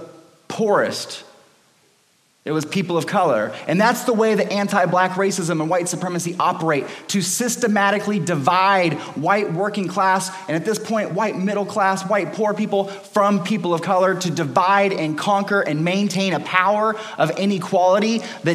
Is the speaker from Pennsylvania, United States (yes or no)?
no; Los Angeles, California, United States; When I was 18, I was growing up in Los Angeles in California